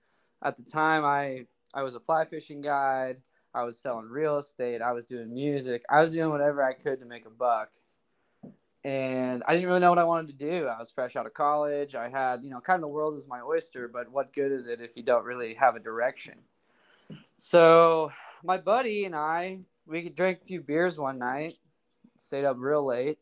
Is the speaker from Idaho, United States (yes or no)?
yes; North Idaho, United States; I'm born and raised in North Idaho.